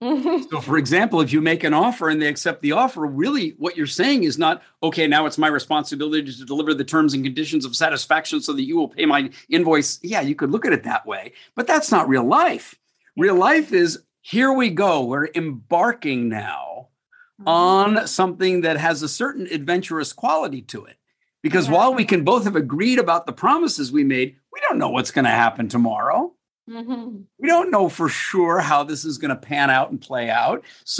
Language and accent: English; United States; moved away as an adult; now in Singapore; When I came to Singapore from the United States 31 years ago to work on a project